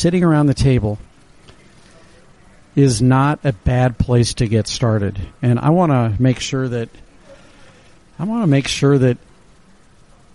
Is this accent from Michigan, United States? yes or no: no; St. Louis, Missouri, United States; moved away as an adult; now in New York, United States; growing up in St. Louis